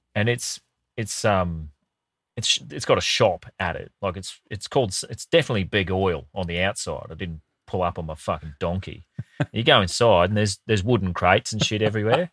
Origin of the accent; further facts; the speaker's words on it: Brisbane, Queensland, Australia; when I grew up in Brisbane